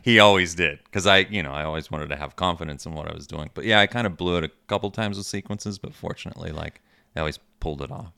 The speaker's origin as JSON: {"language": "English", "region": "Michigan", "country": "United States", "tie": "born or raised there", "also_born_or_lived": "Steubenville, Ohio / Richmond", "moved": "as an adult", "said": "growing up in Michigan"}